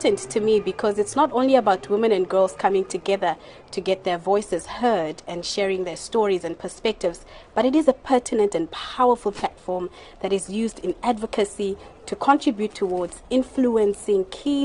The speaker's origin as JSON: {"language": "English", "country": "South Africa", "said": "from South Africa"}